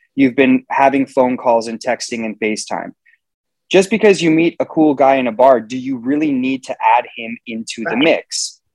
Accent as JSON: {"language": "English", "town": "Los Angeles", "region": "California", "country": "United States", "tie": "born or raised there", "said": "was born and raised in Los Angeles, California, and I live here today"}